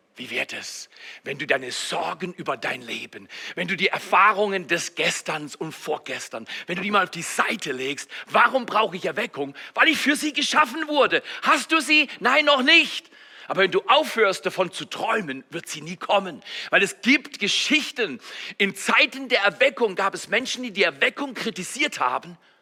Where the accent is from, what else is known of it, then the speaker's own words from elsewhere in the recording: Germany; als Deutsche